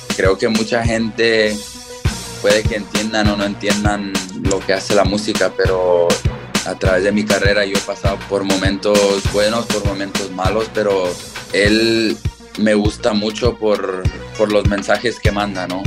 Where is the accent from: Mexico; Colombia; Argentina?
Mexico; now in United States; desde chico, orgullosa, orgullosamente mexicano